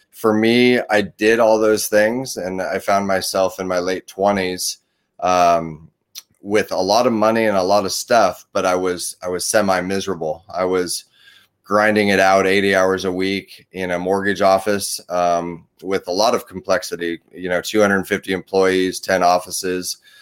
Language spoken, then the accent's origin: English; Portland, Oregon, United States; also born or lived in Chattanooga, Tennessee / Beaverton, Oregon; I grew up in the, the Portland, Oregon, Beaverton, Oregon area